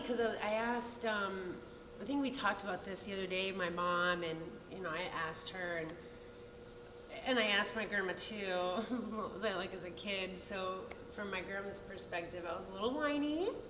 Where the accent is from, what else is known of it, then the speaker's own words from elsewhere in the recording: Tampa, Florida, United States; also born or lived in Fort Lauderdale, Florida; I was born and raised in Tampa, Florida